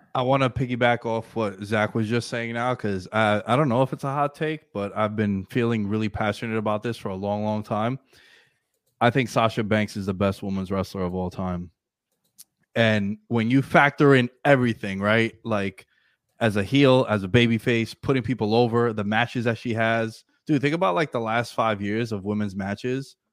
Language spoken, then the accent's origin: English; New York City, New York, United States; I'm from New York City